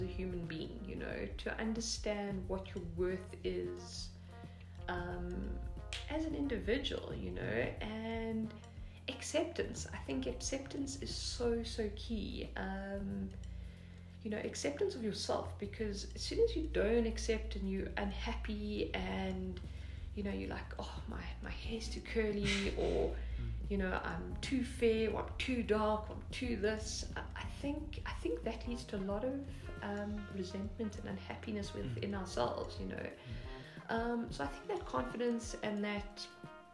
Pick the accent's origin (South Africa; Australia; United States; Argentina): South Africa; I'm South African